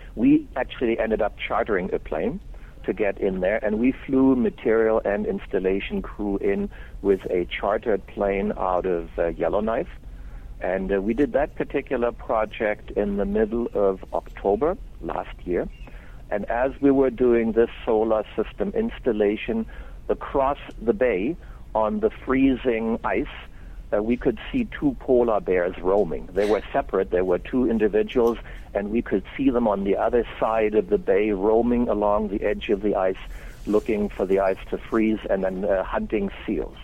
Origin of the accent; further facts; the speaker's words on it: Germany; moved away as an adult; now in Canada; am actually German born and raised